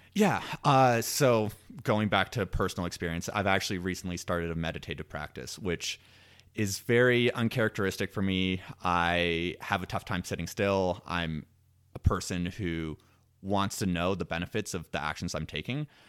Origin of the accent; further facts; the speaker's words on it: Washington, District of Columbia, United States; moved away; I am originally from the East Coast, from the Washington, D C area